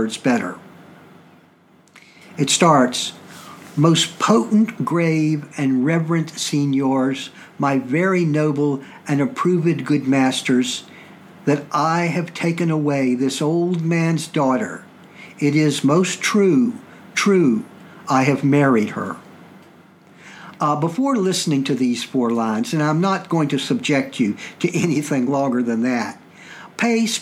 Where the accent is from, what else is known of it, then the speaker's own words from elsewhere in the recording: Staunton, Virginia, United States; accent: southern; also born or lived in Richmond, Virginia / Pennsylvania; I grew up in Stanton